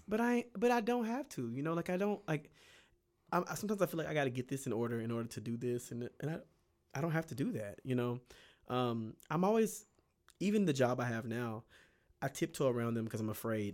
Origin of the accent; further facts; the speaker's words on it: Bay City, Texas, United States; moved away; I am from Bay City, Texas